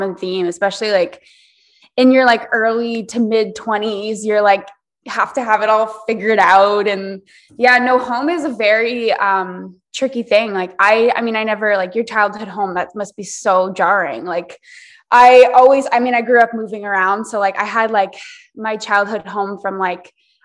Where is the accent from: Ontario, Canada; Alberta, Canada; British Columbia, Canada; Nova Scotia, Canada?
Ontario, Canada; moved away as an adult; now in Victoria, Canada